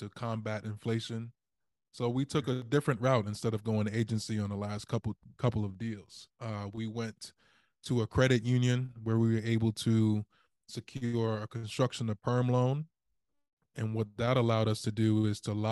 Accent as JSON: {"language": "English", "town": "Baltimore", "region": "Maryland", "country": "United States", "said": "I am from Baltimore City"}